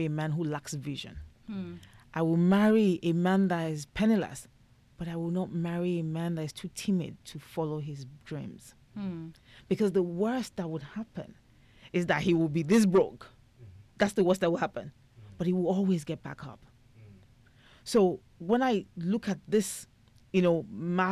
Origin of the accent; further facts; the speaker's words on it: Nigeria; being Nigerian, getting married at 32 was like 7 years past my expiry period